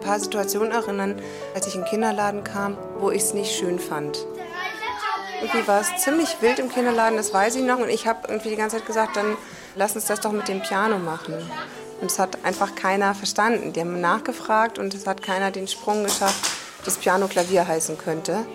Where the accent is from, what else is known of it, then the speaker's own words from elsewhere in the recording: Berlin, Germany; Aufgewachsen bin ich in Berlin, aber das Französische war hochpräsent im Alltag mit der Mutter